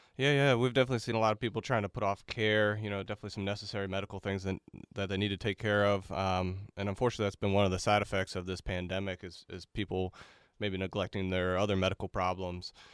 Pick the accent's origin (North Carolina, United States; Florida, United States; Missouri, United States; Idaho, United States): Florida, United States; Melbourne; moved away as an adult; I'm from Melbourne, Florida originally